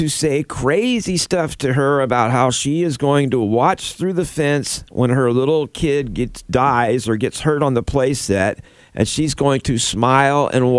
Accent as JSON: {"language": "English", "region": "Florida", "country": "United States", "tie": "born or raised there", "moved": "yes", "said": "I'm from Florida."}